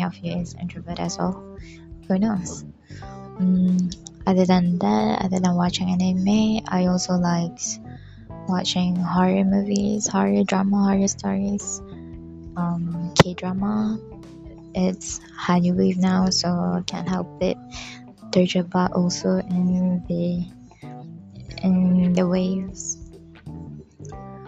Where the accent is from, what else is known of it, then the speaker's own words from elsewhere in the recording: Pahang, Malaysia; I am from Pahang